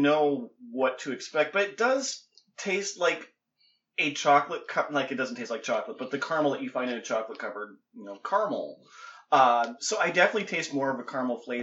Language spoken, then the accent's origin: English; Minnesota, United States; moved away; I am from Minnesota